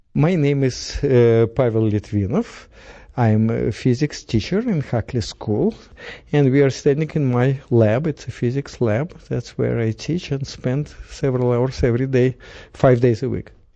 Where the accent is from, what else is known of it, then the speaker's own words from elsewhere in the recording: Russia; English is a second language; moved away as an adult; now in United States; when I left Russia, I was uh, 33, and now I'm almost 60